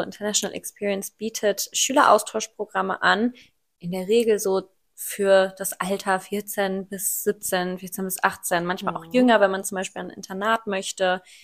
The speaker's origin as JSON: {"language": "German", "area": "Ruhr area", "region": "North Rhine-Westphalia", "country": "Germany", "tie": "born or raised there", "said": "ich bin 24 und ich komme aus dem Ruhrpott"}